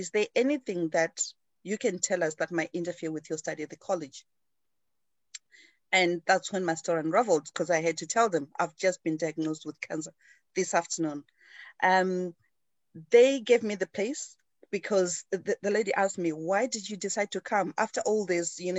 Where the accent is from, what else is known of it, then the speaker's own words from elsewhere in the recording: Zimbabwe; moved away as an adult; now in United Kingdom; I grew up in Zimbabwe, in Africa.